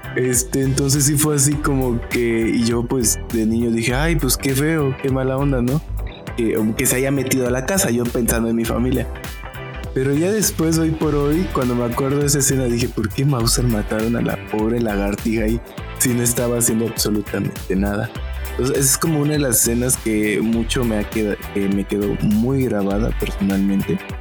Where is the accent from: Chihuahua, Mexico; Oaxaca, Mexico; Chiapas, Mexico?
Oaxaca, Mexico; Matías Romero; yo soy de Matías Romero, que queda a una hora de Juchitán